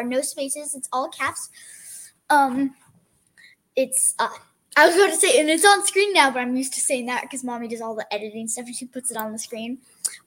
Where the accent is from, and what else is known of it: Kentucky, United States; born or raised there; also born or lived in Kansas